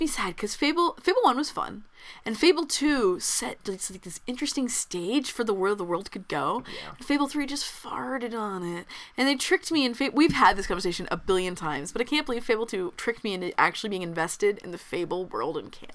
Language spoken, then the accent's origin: English; Texas, United States; I'm a Texan